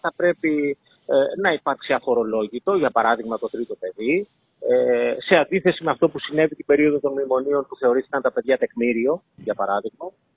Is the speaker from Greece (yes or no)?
yes; Greece; σαν Έλληνες